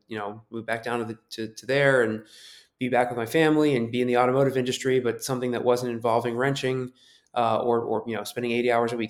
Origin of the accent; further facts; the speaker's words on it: Tampa, Florida, United States; also born or lived in New York; I'm from New York. I grew up in Tampa